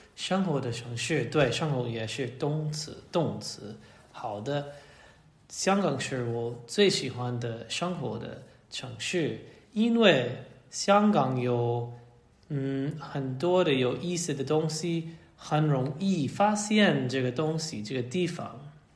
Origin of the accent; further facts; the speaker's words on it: United States; Chinese is a second language; moved away as an adult; also born or lived in Hong Kong / Shanghai / Nairobi; 我从，呃，美国华盛顿来。嗯，我在华盛顿的地区长大。